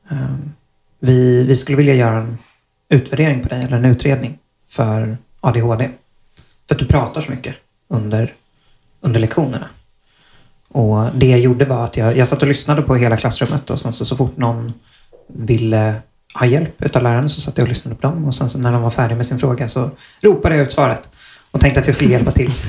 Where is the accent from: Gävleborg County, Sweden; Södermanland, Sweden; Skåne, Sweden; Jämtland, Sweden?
Skåne, Sweden; Malmö; also born or lived in Stockholm; jag är född i Stockholm och flyttade ner till Malmö när jag var